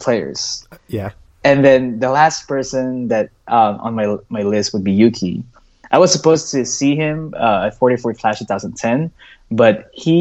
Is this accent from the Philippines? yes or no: yes; Philippines; now in United States; We grew up together in the Philippines. We both moved here too